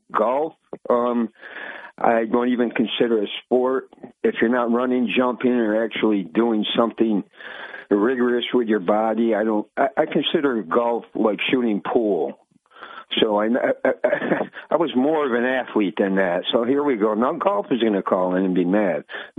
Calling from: Vestal, New York, United States; It's … from Vestal.

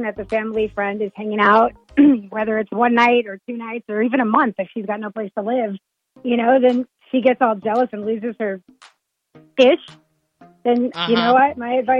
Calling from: Bossier City, Louisiana, United States

